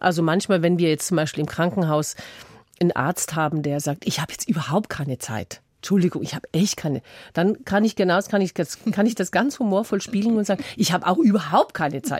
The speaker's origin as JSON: {"language": "German", "region": "Tyrol", "country": "Austria", "moved": "yes", "said": "da wo ich herkomme, nach Tirol"}